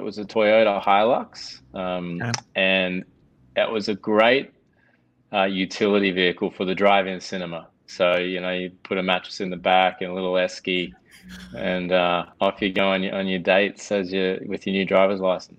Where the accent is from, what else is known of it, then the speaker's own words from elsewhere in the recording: Australia; now in London, United Kingdom; I'm an Australian, but I live in London